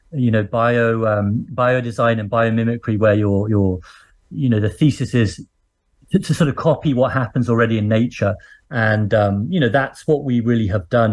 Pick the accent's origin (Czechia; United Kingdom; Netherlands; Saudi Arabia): United Kingdom; Birmingham, West Midlands; I grew up in a what's now a big city called Birmingham